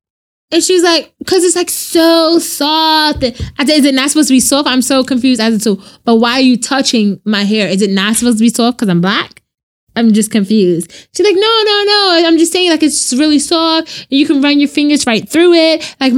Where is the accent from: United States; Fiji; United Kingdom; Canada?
United States; New York City, New York; I'm from Brooklyn, yo.